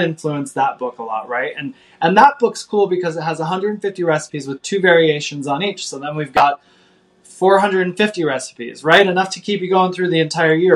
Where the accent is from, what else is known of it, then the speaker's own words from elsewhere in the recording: Midwest, United States; I grew up in the Midwest